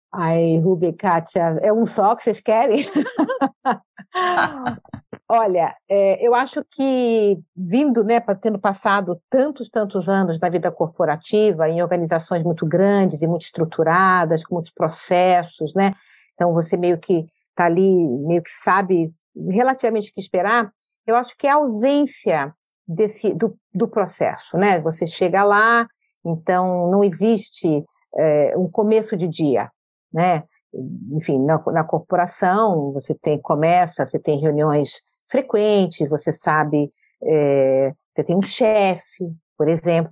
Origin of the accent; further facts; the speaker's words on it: Rio de Janeiro, Brazil; now in São Paulo, Brazil; sou do Rio